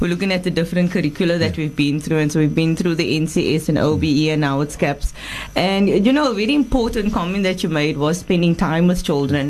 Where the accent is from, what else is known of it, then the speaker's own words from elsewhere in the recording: Cape Town, Western Cape, South Africa; I'm from Mitchell's Plain as well